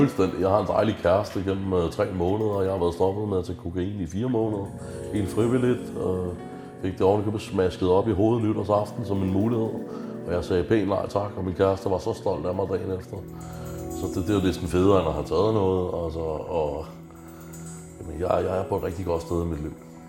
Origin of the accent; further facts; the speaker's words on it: Stevns, Zealand, Denmark; moved away; also born or lived in Christianshavn, Copenhagen; Jeg er fra Carisa, jeg føler vokset op på Stævns. Jeg skal tilbage til, til Stævns igen